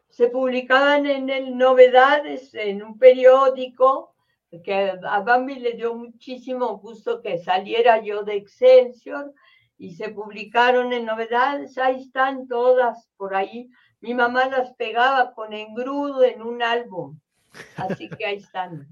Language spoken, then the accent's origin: Spanish; Mexico; Tanto en mi país